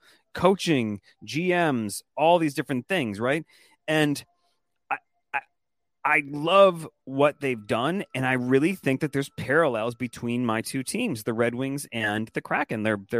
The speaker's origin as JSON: {"language": "English", "town": "Detroit", "region": "Michigan", "country": "United States", "moved": "yes", "lives_now": "New Orleans, United States", "said": "So I live in New Orleans. I'm from Detroit."}